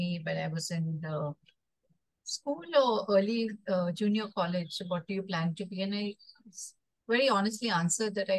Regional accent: Mumbai, Maharashtra, India; I was born and brought up in Bombay

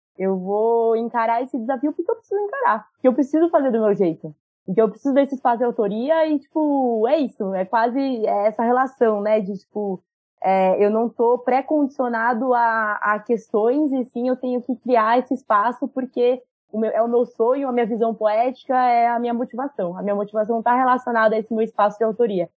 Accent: Jundiaí, São Paulo interior, Brazil; eu sou de Indiaí, interior de São Paulo.

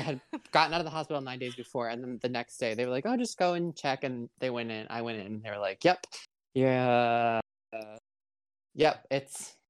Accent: Bancroft, Michigan, United States; I'm from Bancroft, so well, I think we both have about 550 people as of the last count

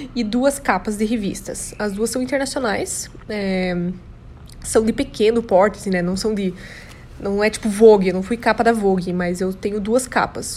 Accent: São Bento do Sul, Santa Catarina, Brazil; also born or lived in Curitiba, Paraná; eu nasci em Curitiba, mas eu só fui lá, me pariram e eu nasci e voltei para São Bento do Sul, entendeu? Então eu sou catarinense

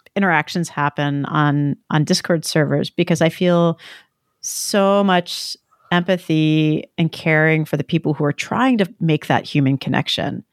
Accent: New Jersey, United States; growing up in New Jersey

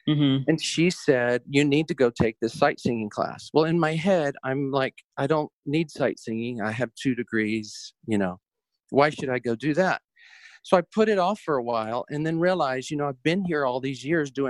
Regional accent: the South, United States; here I am from the South and kind of green

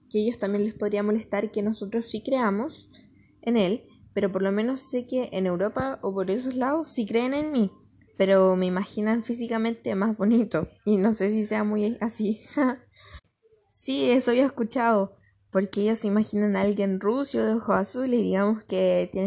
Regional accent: Chile; soy chileno

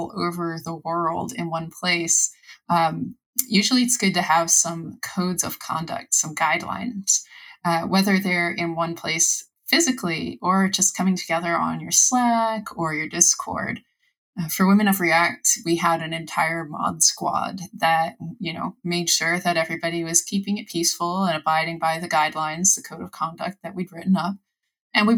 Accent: United States; I'm an American

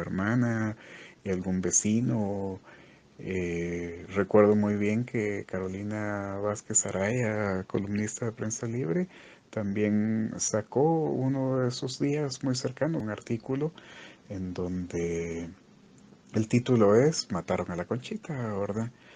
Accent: Quetzaltenango, Guatemala; now in Guatemala City, Guatemala; yo también soy de pueblo, soy de Quetzaltenango

